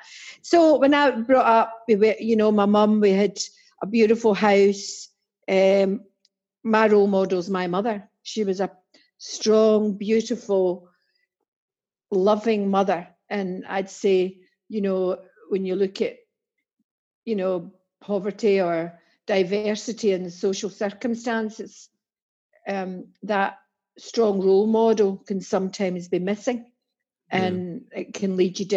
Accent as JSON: {"language": "English", "town": "Dreghorn", "region": "Scotland", "country": "United Kingdom", "tie": "born or raised there", "also_born_or_lived": "Glasgow", "accent": "Scots", "moved": "as an adult", "lives_now": "England", "said": "I'm Glaswegian, born in central Glasgow. Was in the overspill, if MD knows that, from Glasgow and Ayrshire. and moved to Ayrshire and ended up in a place called Dreghorn, which is a tiny wee village"}